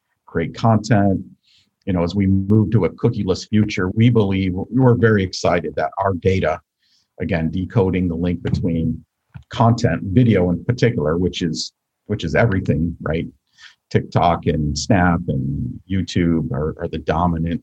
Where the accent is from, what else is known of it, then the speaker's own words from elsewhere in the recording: Buffalo, New York, United States; I grew up outside of Buffalo, New York